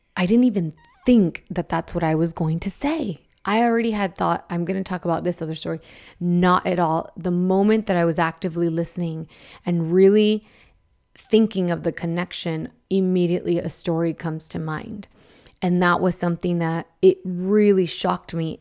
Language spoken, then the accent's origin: English; Idaho, United States; I grew up in Idaho